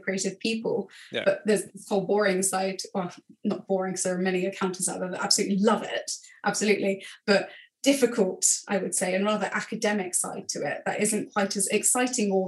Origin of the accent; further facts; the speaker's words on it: England, United Kingdom; being English